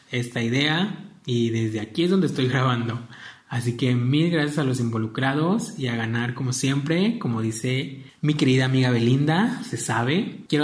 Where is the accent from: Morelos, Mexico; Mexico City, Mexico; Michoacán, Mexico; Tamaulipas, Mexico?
Michoacán, Mexico; Apatzingán; now in Jalisco, Mexico; Soy originario de Apaxingán, la ciudad de Apaxingán en el estado de Michoacán.